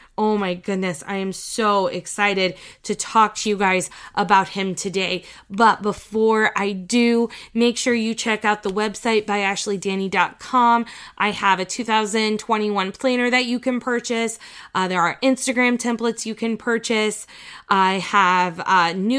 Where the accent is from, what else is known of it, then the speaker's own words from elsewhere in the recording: Indiana, United States; now in Nebraska, United States; my hometown in Indiana